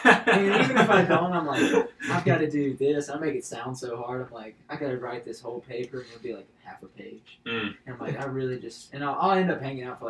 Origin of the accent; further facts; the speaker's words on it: Alabama, United States; I'm proud of Alabama.